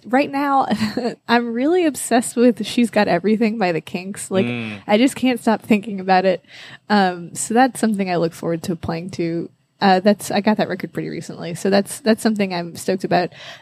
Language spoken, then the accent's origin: English; New Orleans, Louisiana, United States; I'm from here.